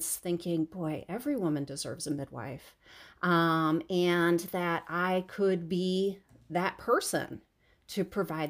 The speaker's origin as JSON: {"language": "English", "region": "Michigan", "country": "United States", "tie": "born or raised there", "said": "I grew up in Michigan, downhill skiing on, basically frozen sand dunes"}